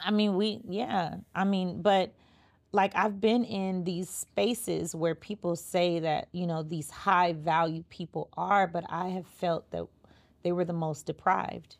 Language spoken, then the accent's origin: English; Los Angeles, California, United States; I'm from Crenshaw and Slauson